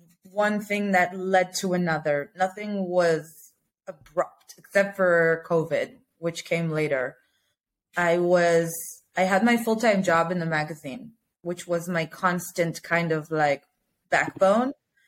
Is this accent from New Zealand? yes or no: no; Israel; I'm from Israel.